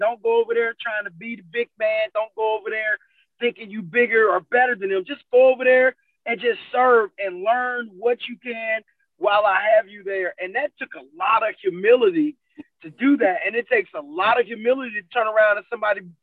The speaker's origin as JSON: {"language": "English", "region": "Ohio", "country": "United States", "tie": "born or raised there", "said": "I was born in Ohio"}